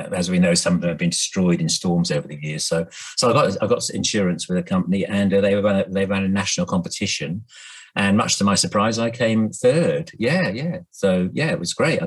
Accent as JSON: {"language": "English", "area": "Norfolk", "region": "East of England", "country": "United Kingdom", "tie": "born or raised there", "moved": "yes", "lives_now": "Hove, United Kingdom", "said": "I grew up in Norfolk"}